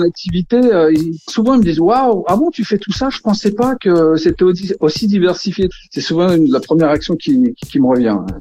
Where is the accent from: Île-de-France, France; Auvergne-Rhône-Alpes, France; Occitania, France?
Île-de-France, France; Villeneuve-Saint-Georges; Je suis né dans le Val-de-Marne, né à Villeneuve-Saint-Georges et je vis à Villeneuve-Saint-Georges. Je suis vraiment un gars du cru